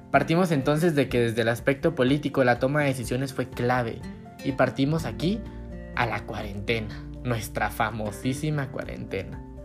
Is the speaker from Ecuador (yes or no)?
no; Guatemala; como guatemaltecos debemos unirnos